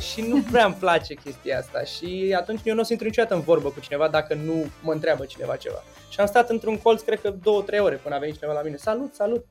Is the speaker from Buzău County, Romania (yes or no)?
no; Galați, Galați County, Romania; eu sunt din Galați